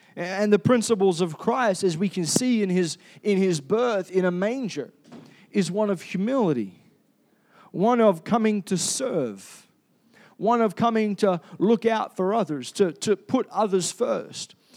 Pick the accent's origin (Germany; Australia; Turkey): Australia; Perth, Western Australia; now in Cairns, Australia; I was born in Perth